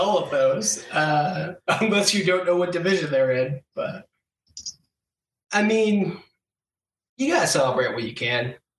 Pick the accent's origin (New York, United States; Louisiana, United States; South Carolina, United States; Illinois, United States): New York, United States; Western; growing up in Western New York